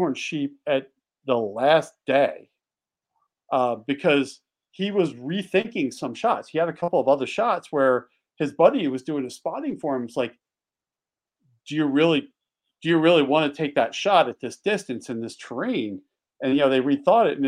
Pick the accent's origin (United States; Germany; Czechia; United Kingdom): United States; Pennsylvania; moved away; also born or lived in Montana; When I grew up in Pennsylvania. You know, I when I learned how to hunt, it was in the Poconos